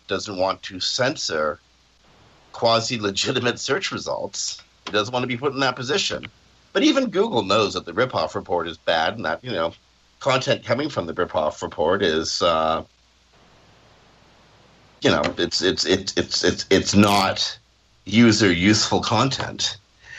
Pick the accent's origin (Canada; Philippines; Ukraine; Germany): Canada; I'm Canadian